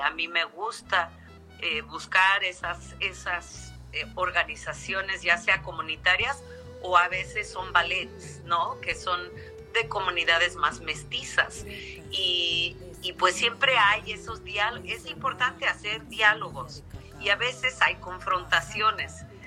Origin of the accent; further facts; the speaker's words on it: Mexico; es nuestro país, es nuestro país